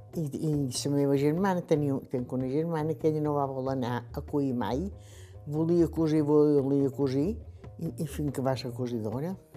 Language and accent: Catalan; Esporles, Balearic Islands, Spain; Vaig néixer a Espoldes, en el carrer Major